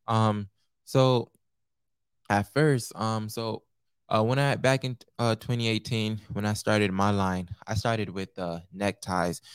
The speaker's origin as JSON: {"language": "English", "town": "Naples", "region": "Florida", "country": "United States", "tie": "born or raised there", "also_born_or_lived": "Pompano Beach, Florida", "said": "I'm Haitian American, born in Pompano Beach, raised in, uh, Naples, Florida"}